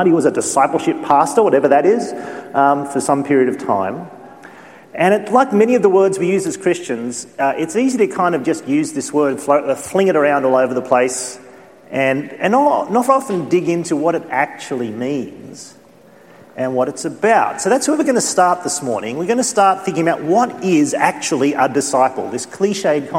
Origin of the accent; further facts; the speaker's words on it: Australia; sometimes being an Australian